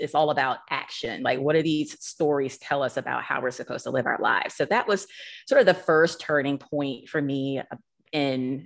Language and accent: English; Monroe, Georgia, United States; my hometown, Monroe, Georgia